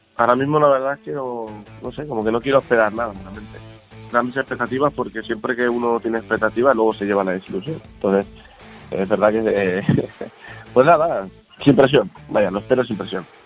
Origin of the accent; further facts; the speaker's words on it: Vila-seca, Catalonia, Spain; soy natural de Vilaseca